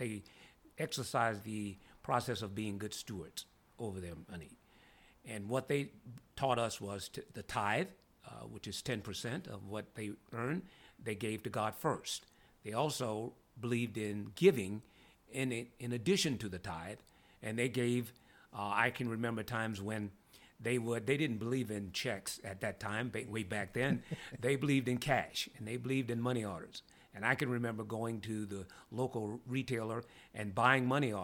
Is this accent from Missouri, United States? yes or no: no; Louisiana, United States; I come from Louisiana. I was born and raised in Louisiana